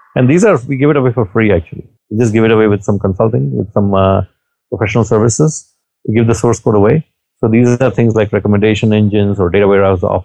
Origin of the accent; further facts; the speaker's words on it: India; moved away; I'm from India